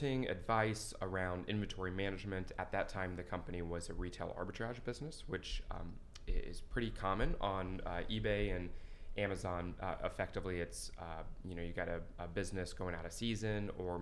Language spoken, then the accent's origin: English; Shelbyville, Indiana, United States; I'm a Central Indiana guy. I'm from Shelbyville, Indiana